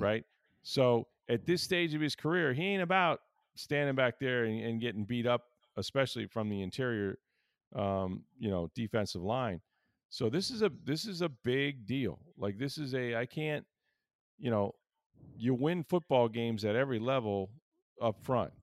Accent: Pinellas County, Florida, United States; also born or lived in Hillsborough County, Florida; I grew up on the Pinellas side

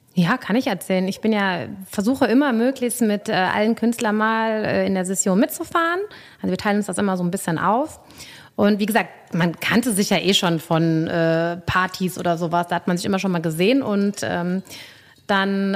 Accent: Cologne, North Rhine-Westphalia, Germany; ich bin ja natürlich in Ports aufgewachsen

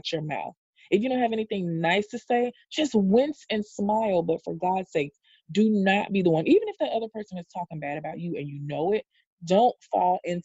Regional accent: the South, United States; I'm from the South, and children don't call adults by their first name

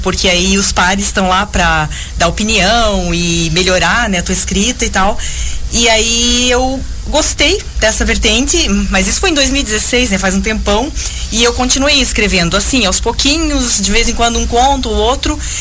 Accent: Joinville, Santa Catarina, Brazil; embora nós duas moremos em Piraberaba a vida toda

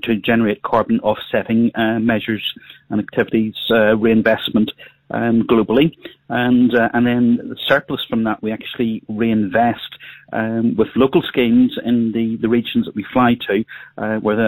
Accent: Northern Ireland, United Kingdom; now in England; I live over in England, but I'm from Northern Ireland originally

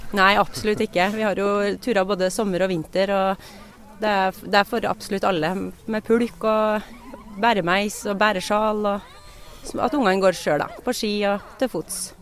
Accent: Oppdal, Trøndelag, Norway; jeg vokste opp og bodde på Oppdal i mange år

